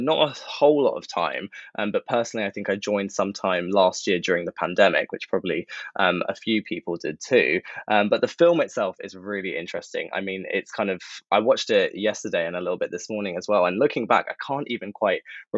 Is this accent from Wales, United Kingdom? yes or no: no; London, United Kingdom; I'm from London, was born here, based here